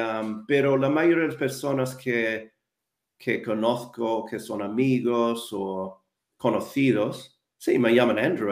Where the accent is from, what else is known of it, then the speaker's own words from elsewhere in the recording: Wellington, New Zealand; Spanish is a second language; moved away as an adult; also born or lived in London; now in Madrid, Spain; yo nací y crecí en Nueva Zelanda